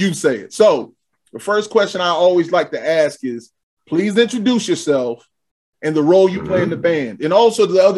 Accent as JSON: {"language": "English", "region": "the South", "country": "United States", "said": "I'm from the South, but we're going deeper in the South."}